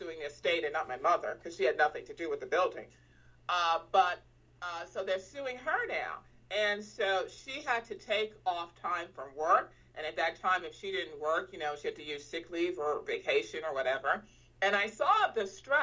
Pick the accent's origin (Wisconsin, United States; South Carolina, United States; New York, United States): New York, United States; New York City; I grew up in the Bronx, at the South Bronx, actually, is where I grew up.